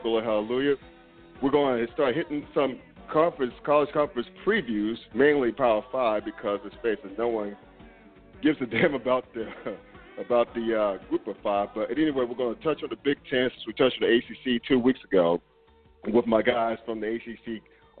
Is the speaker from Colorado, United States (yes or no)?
no; North Carolina, United States; moved away as an adult; also born or lived in Brooklyn, New York; now in Cincinnati, United States; I'm originally from New York, Brooklyn, but I grew up in North Carolina